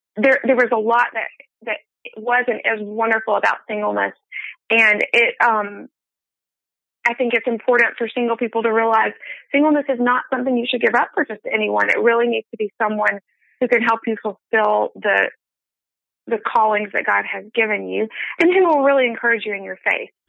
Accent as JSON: {"language": "English", "town": "Birmingham", "region": "Alabama", "country": "United States", "tie": "born or raised there", "moved": "yes", "said": "I decided I wanted to move back to my hometown, Birmingham, Alabama"}